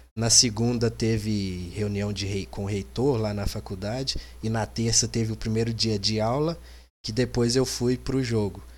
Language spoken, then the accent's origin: Portuguese; Sete Lagoas, Minas Gerais, Brazil; Eu sou de Sete Lagoas